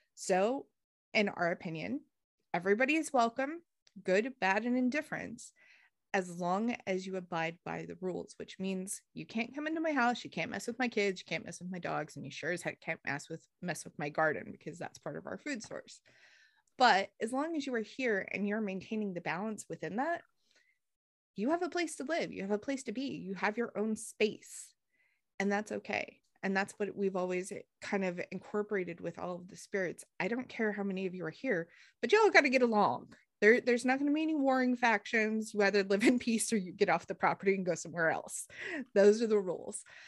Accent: northern New Mexico, United States; now in Tennessee, United States; I grew up in northern New Mexico, so the forests are completely gr-, different than they are here

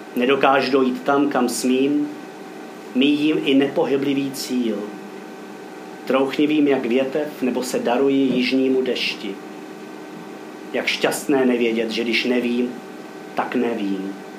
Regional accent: Roudnice nad Labem, Ústí nad Labem Region, Czechia; also born or lived in Kyjov; já žiju v rovnici od svých dvou let

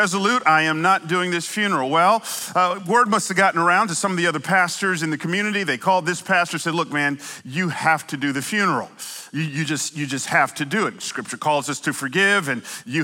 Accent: Atlanta, Georgia, United States; moved away; also born or lived in California; I might have moved here from California, but I grew up in Atlanta

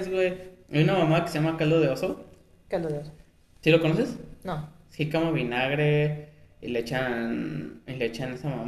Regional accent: Mexico; nosotros como mexicanos

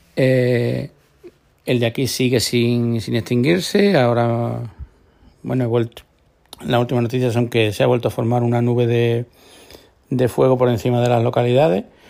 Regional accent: Córdoba, Andalusia, Spain; now in Marbella, Spain; yo soy de Córdoba y no me he criado en, la costa

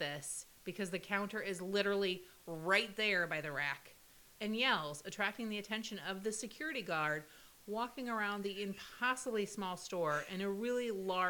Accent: Midwest, United States; I'm from the Midwest, and I'm also a mom

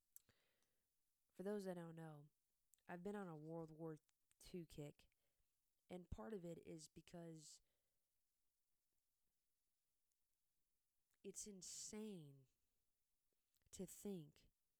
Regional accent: United States; I am an American

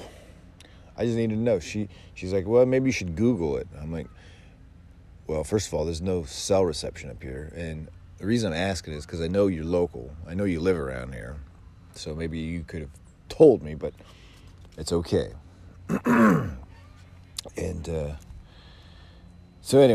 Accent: Sacramento, California, United States; I'm from Sacramento

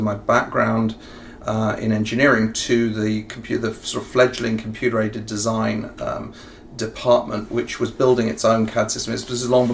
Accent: near Bath, Somerset, South West England, United Kingdom; accent: English; also born or lived in south of London, near Gatwick (born); now in Ohio, United States; I grew up in the southwest of England, near a place called Bath in Somerset, and that's a very rural area

